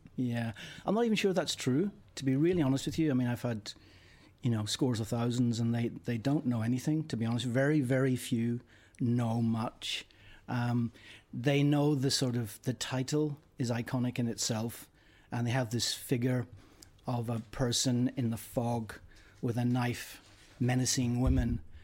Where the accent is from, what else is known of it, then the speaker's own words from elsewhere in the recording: Northern Ireland, United Kingdom; moved away; I'm from Northern Ireland